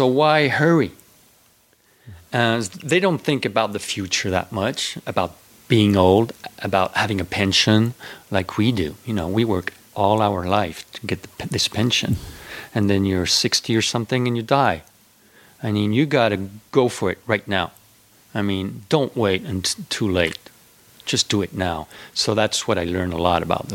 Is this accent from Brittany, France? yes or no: yes; Brittany, France; English is a second language; moved away; I'm from Brittany, which is the west part of France